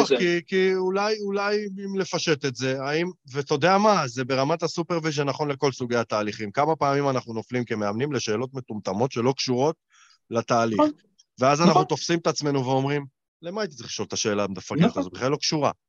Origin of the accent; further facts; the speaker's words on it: Israel; כישראלים, כישראלים קקות.